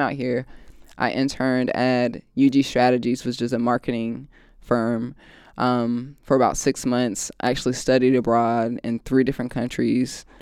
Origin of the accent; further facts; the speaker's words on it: Raleigh, North Carolina, United States; now in Los Angeles, United States; I'm from Raleigh, North Carolina. Um, I'm the only child